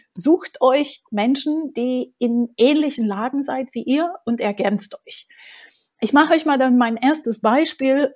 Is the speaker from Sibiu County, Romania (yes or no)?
no; Bucharest, Romania; German is a second language; now in Berlin, Germany; Ich bin in Bukarest geboren